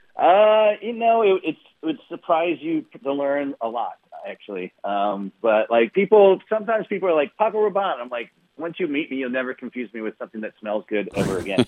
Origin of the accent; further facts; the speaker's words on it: Michigan, United States; moved away as an adult; now in San Francisco, United States; I grew up in Michigan, so I grew up a Pistons fan